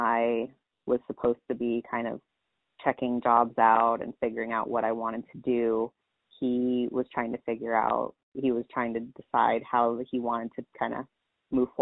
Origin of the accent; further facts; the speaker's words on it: Long Beach, California, United States; moved away as an adult; now in Spokane, United States; I'm originally from the Long Beach area down in California.